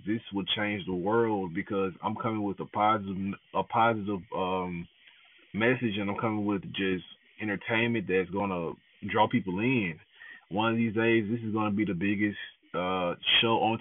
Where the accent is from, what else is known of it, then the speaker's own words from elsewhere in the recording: the South, United States; accent: southern; my southern accent is coming out a little bit